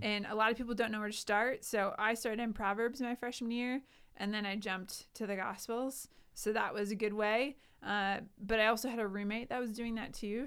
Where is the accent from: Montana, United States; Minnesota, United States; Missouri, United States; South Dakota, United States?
South Dakota, United States; Sioux Falls; also born or lived in Indiana / Colorado; I grew up here in Sioux Falls